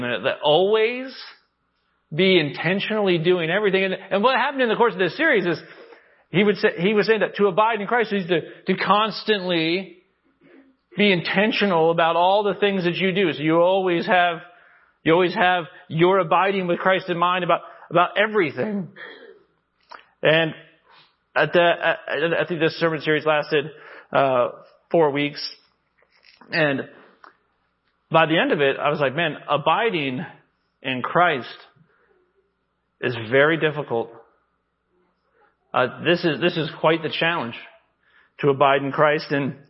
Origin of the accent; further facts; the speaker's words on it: Arkansas, United States; I come from Arkansas